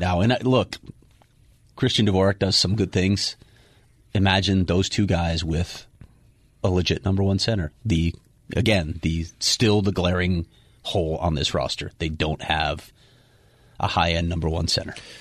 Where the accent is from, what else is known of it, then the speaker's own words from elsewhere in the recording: Chicago, Illinois, United States; moved away; I'm from Chicago